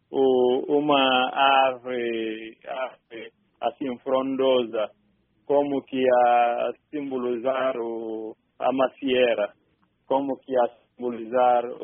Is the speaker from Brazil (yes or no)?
no; Bafatá, Guinea-Bissau; E sobre o rio Jeba fica a cidade onde eu nasci, a cidade de Bafatá.